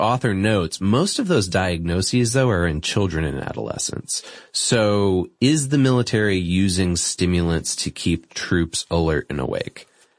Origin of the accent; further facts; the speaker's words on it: Boston, Massachusetts, United States; I'm from Boston.